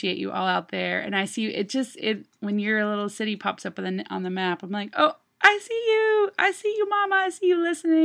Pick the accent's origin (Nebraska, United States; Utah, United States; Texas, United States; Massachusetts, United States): Texas, United States; Longview; now in Nashville, United States; Longview, my hometown